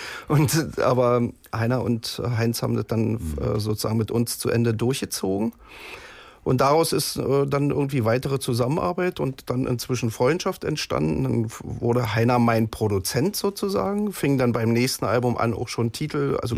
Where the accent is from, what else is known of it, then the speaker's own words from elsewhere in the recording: East Germany, Germany; ich stamme ja aus der DDR